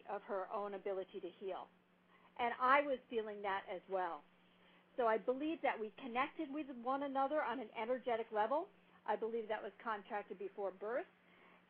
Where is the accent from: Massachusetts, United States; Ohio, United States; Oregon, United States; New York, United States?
New York, United States; I grew up in New York.